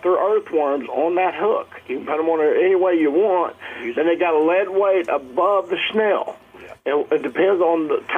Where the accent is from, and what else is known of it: Birch Tree area, Missouri, United States; born or raised there